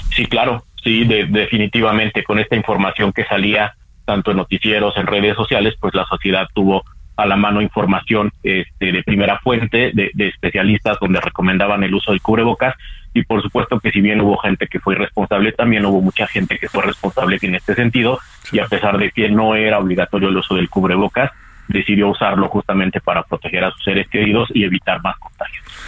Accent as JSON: {"language": "Spanish", "country": "Mexico", "said": "como sociedad mexicana"}